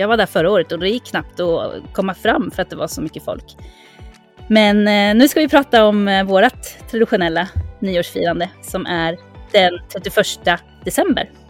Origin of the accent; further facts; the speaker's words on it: Sweden; now in Mallorca, Spain; som svensk